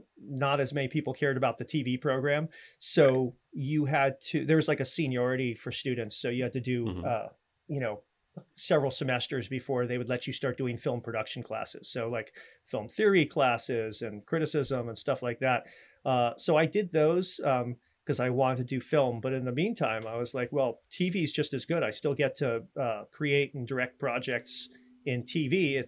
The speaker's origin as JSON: {"language": "English", "region": "New York", "country": "United States", "tie": "born or raised there", "also_born_or_lived": "Maryland / Virginia / Austin, Texas", "lives_now": "Los Angeles, United States", "said": "Well, I'm East Coast originally, New York, Maryland, Virginia, different points of my growing up, of my childhood. And then I went to school for film out in Austin, Texas. And then I packed up a U-Haul and moved out here to make my fortune."}